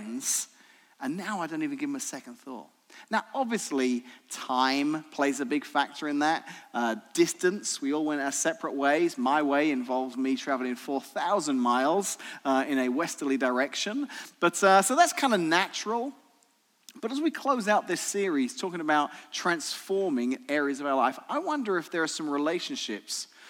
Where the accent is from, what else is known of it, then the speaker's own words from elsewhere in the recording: England, United Kingdom; moved away as an adult; now in Washington, United States; I was born in the tropical island of Great Britain, actually England